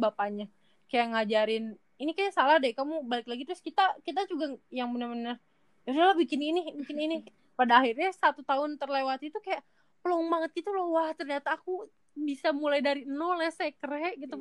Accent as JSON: {"language": "Indonesian", "town": "Majalengka", "region": "West Java", "country": "Indonesia", "moved": "as an adult", "said": "aku dari Majalengka"}